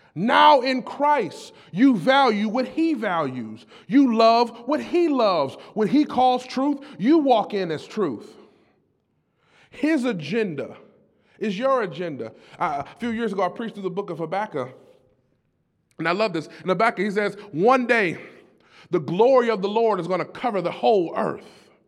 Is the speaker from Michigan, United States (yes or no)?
yes; Detroit, Michigan, United States; I was born and raised in Detroit